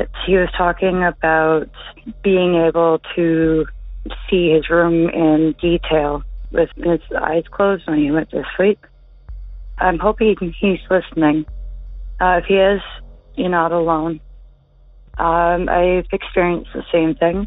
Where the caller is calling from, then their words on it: Ontario, Canada; I'm calling from Ontario, Canada.